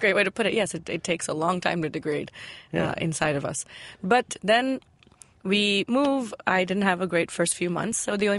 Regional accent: Chicago, Illinois, United States; born or raised there; accent: American; moved away as an adult; also born or lived in Berhampur, Odisha, India; now in Mumbai, India

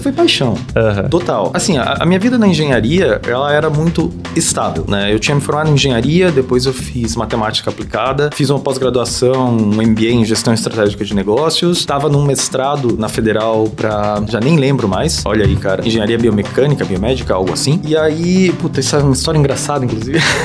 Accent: Taubaté, São Paulo, Brazil; moved away as an adult; sou de Taubaté até, e depois acabei indo para São Paulo aí buscando oportunidades na engenharia

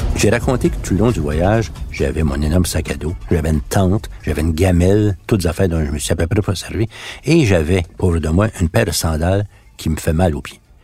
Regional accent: Quebec, Canada; first language French; je suis un Canadien, je suis pas un Québécois pour eux

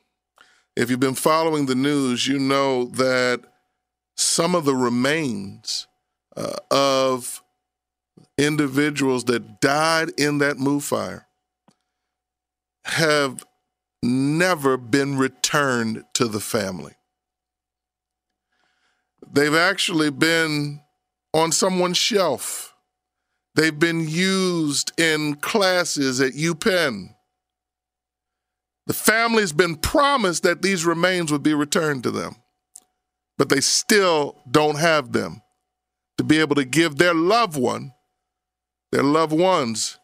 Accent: Abington, Pennsylvania, United States; I grew up in Abington, Pennsylvania, which is right outside of Philadelphia

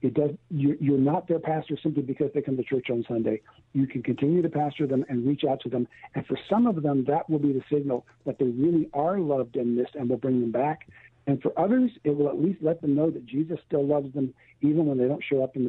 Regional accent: California, United States; somebody who knew I was from California, a fellow pastor's wife, actually, asked me, she heard I was from California, and she looked at me and she said, how can you live in such an ungodly place?

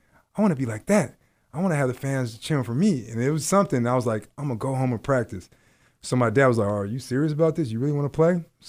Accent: Seattle, Washington, United States; like from when I grew up in Seattle, playing Rotary basketball

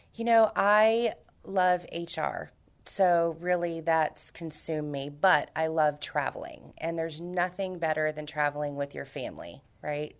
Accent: Houston, Texas, United States; moved away as an adult; also born or lived in Miami; now in San Antonio, United States; I'm from Houston originally. Uh, I was raised in Houston, born in Miami, Cuban blood

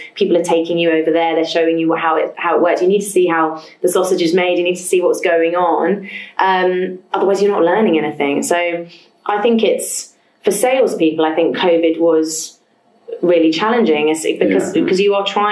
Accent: London, United Kingdom; born or raised there

